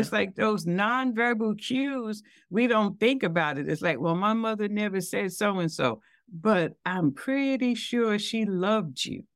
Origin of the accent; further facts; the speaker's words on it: New York City, New York, United States; I'm from Brooklyn